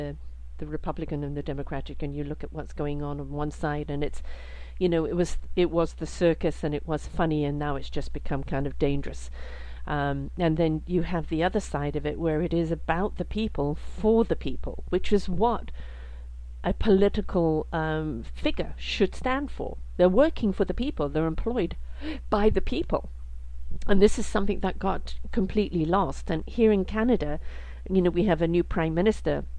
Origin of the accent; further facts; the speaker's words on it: England, United Kingdom; I was brought up in England as well